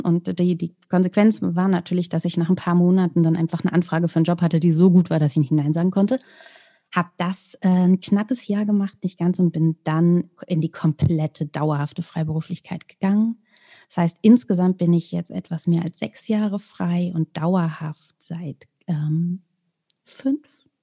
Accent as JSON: {"language": "German", "town": "Celle", "region": "Lower Saxony", "country": "Germany", "tie": "born or raised there", "said": "die Stadt, in der ich gelebt habe, die auch meine Heimatstadt ist, Celle"}